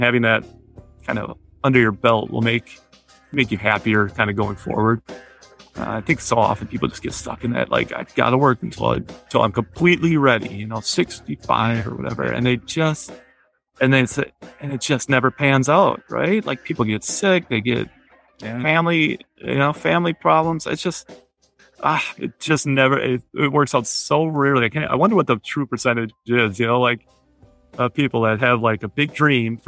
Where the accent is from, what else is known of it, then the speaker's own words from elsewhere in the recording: United States; I'm a white male, I'm American